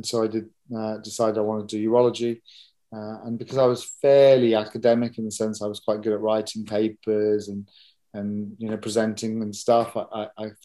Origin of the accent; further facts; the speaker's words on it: London, United Kingdom; also born or lived in Nottingham / Guildford / New York / Stockholm; I grew up in South London, I came back to London afterwards.